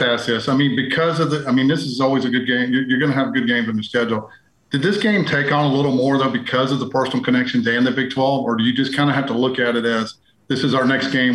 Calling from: Texas, United States; I'm calling from Texas.

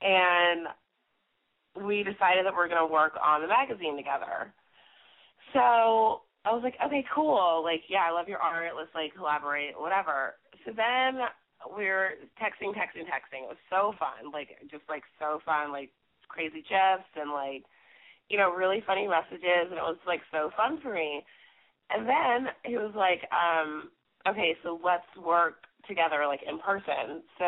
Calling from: Brooklyn, New York, United States

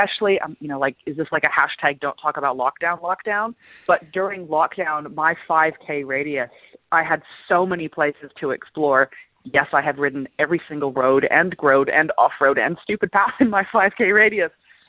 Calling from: Macedon Ranges, Victoria, Australia; I'm calling in from the Macedon Ranges, which is where I call home.

